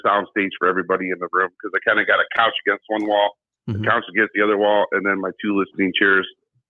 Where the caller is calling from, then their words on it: Ohio, United States; I'm from Ohio.